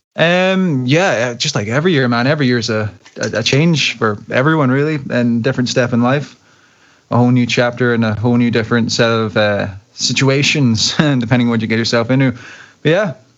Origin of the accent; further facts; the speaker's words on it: Glasgow, Scotland, United Kingdom; my hometown, Glasgow